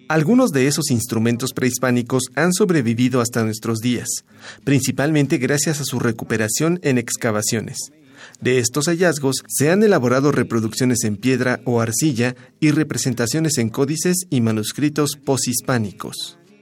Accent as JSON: {"language": "Spanish", "region": "Mexico City", "country": "Mexico", "said": "somos de Tenochtitlan"}